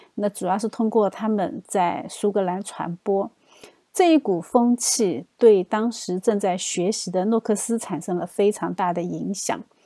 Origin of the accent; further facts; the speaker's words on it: China; 我们中国人可能不会有这样的反应